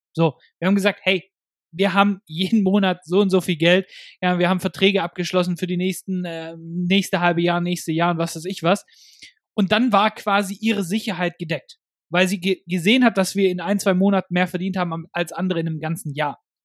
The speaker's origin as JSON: {"language": "German", "country": "Germany", "said": "bei uns in Deutschland"}